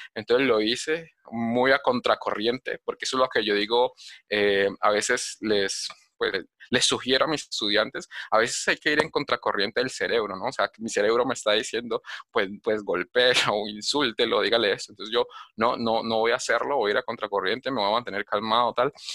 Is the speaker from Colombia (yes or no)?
yes; Cali, Valle del Cauca, Colombia; moved away as an adult; now in Medellín, Colombia; yo nací en Cali y, y, me vine a vivir a Medellín